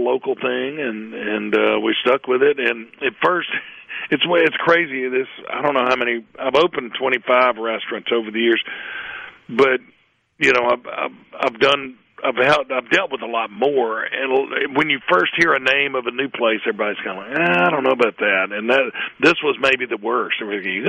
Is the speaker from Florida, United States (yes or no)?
no; Hattiesburg, Mississippi, United States; I grew up in Midtown Hattiesburg